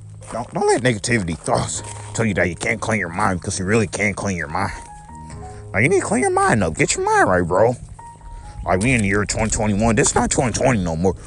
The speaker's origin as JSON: {"language": "English", "country": "United States", "said": "I'm American."}